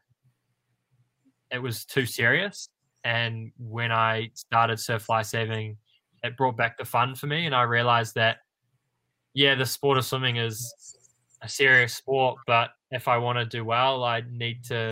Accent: New Zealand; as a New Zealander, I think none of us are more than 45 minutes away from a beach

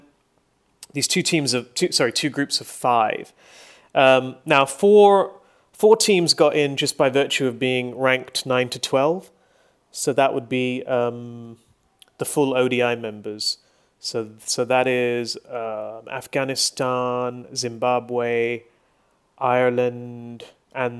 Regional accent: Hong Kong; my hometown

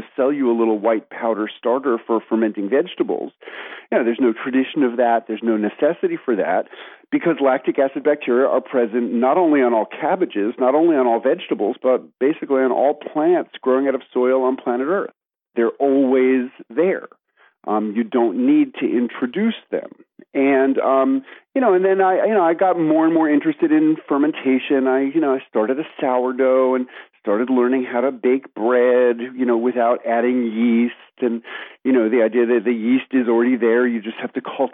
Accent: New York City, New York, United States; moved away as an adult; now in Tennessee, United States; I grew up in New York City. I spent the first 30 years of my life there.

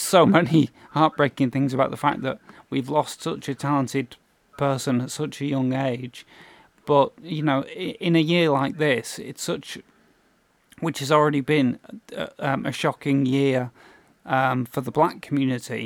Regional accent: United Kingdom; We're obviously British.

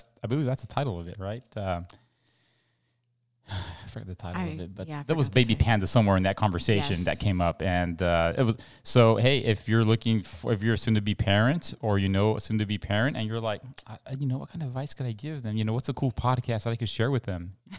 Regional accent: El Paso, Texas, United States; because that's where I'm from. I'm from El Paso, and so I attended the little private school that was attached to the Seventh-day Adventist Church there, and so grew up there

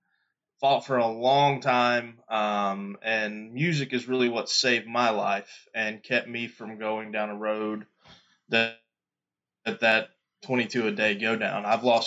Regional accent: Louisiana, United States; born there; also born or lived in Mississippi / Florida; I was born in Louisiana and spent a lot of time in Mississippi. We lived in Florida. I've kind of lived all over the place

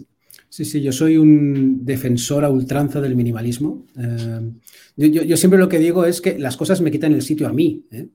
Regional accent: Bilbao, Basque Country, Spain; yo soy de Bilbao, entonces aquí somos Aitas

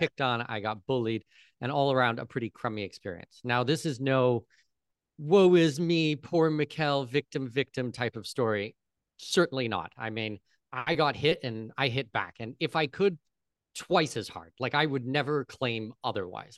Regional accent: near Toronto, southwestern Ontario, Canada; moved away as an adult; now in Panama; I'm Canadian. I, I was born close to Toronto

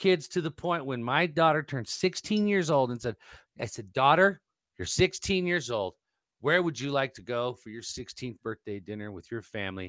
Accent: Colorado, United States

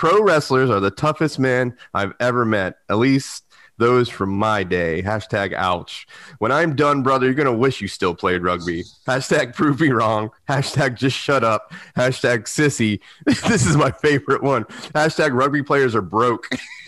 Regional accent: the South, United States; Because I'm from the South.

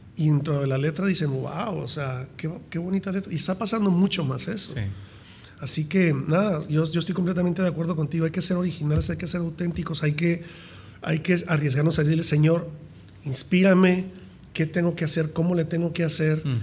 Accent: Mexico; yo soy mexicano, crecí en México

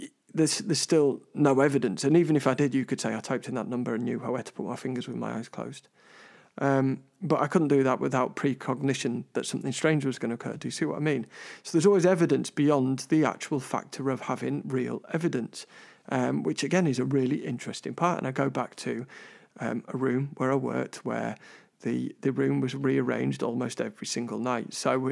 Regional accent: London, United Kingdom; I'm originally from London

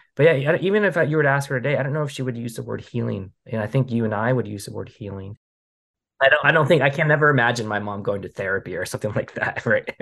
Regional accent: Portland, Oregon, United States; also born or lived in Kuala Lumpur, Malaysia; we immigrated to, to Portland, Oregon, and I grew up in the beautiful Pacific Northwest. Um, so Oregon is my, my home state

